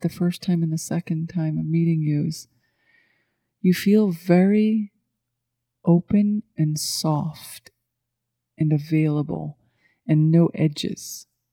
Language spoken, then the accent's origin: English; Scotland, United Kingdom; moved away as an adult; now in Asheville, United States; I was brought up in Scottish culture